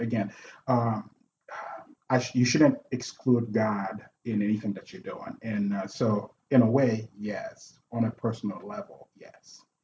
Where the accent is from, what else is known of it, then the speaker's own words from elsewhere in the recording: Haiti; now in United States; I'm from Haiti. Uh, when I came here in '94